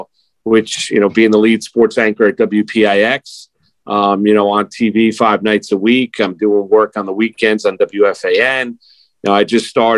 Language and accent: English; Rockland County, New York, United States; also born or lived in Jackson Heights, Queens, New York; I grew up in Rockland County. I was born in Jackson Heights, Queens